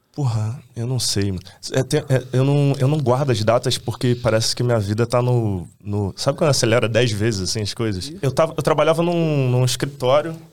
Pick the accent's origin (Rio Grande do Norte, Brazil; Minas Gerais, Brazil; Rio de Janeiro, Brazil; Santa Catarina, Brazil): Rio de Janeiro, Brazil; eu sou um cara de, do subúrbio do Rio. Eu nasci em Bangu e cresci em Realengo Bangu